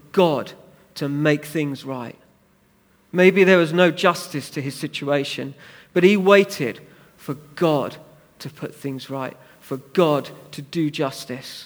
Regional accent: United Kingdom; we're British

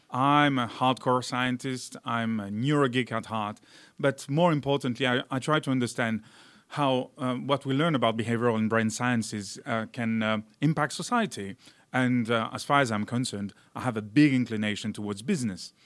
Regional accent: south of France near Avignon, Provence-Alpes-Côte d'Azur, France; moved away as an adult; also born or lived in Valence, France / Marseille, France / Cincinnati, United States; I was born in Valence, which is more or less in the middle of France, but, uh, really grew up in the south of France near Avignon.

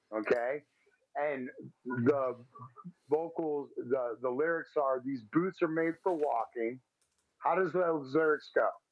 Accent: Texas, United States; I'm from Texas, and I mean, I I don't think I got too much of a Texas accent.

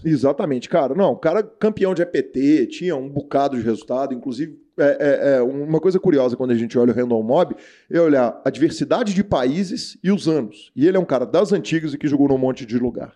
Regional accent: Brazil; eu sou brasileiro, né? Brasileiro atleticano, nascido aqui, mas neto de, de sírios por todos os lados

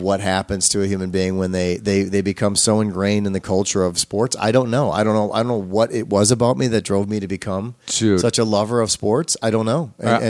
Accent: Illinois, United States; moved away; having spent a portion of my life growing up in Illinois

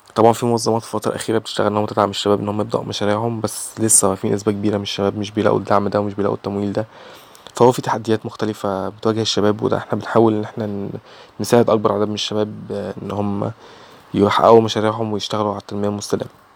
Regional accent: Egypt; 21 سنه من مصر

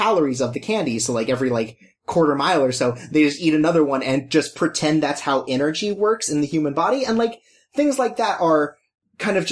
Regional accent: United States; me as an American

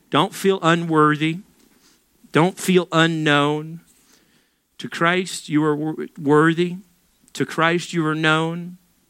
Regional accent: Little Rock, Arkansas, United States; moved away; I'm from Little Rock. That's the size of my entire city back in Little Rock.

